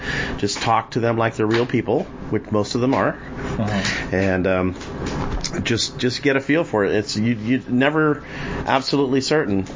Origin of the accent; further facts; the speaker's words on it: Massachusetts, United States; moved away; I was born and raised there